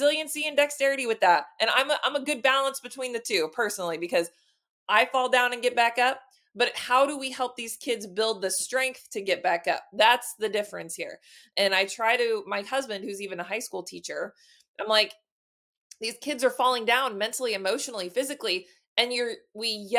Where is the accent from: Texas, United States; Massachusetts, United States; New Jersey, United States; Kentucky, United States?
Texas, United States; now in Illinois, United States; I'm originally from Texas. I just live in Illinois now